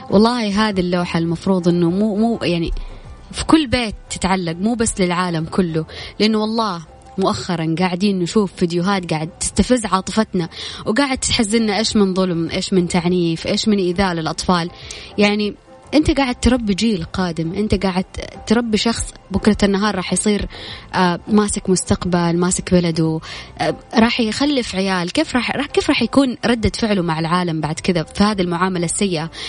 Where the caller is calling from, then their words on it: Jeddah, Makkah Province, Saudi Arabia; من جدة